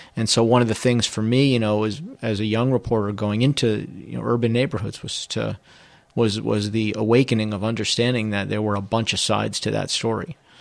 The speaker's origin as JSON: {"language": "English", "town": "Trumbull", "region": "Connecticut", "country": "United States", "tie": "born or raised there", "said": "I'm from Trumbull, Connecticut"}